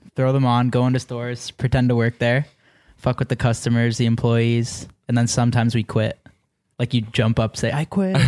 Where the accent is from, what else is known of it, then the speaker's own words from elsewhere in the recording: Mississauga, Ontario, Canada; just outside Toronto. I'm from Mississauga